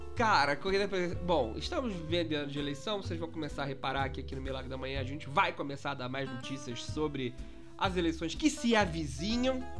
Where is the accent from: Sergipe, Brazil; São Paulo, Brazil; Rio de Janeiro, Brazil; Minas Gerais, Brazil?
Minas Gerais, Brazil; eu sou de Minas